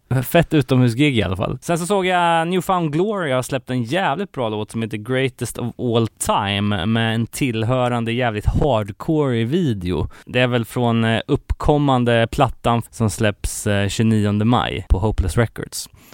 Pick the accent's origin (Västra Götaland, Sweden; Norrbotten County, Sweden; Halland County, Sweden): Västra Götaland, Sweden; Gothenburg; min hemort här, Göteborg